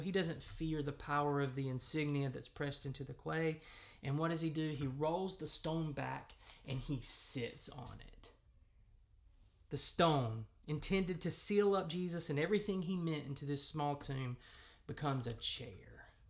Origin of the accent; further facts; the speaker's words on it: United States; accent: American; if you're like me, and you grew up in America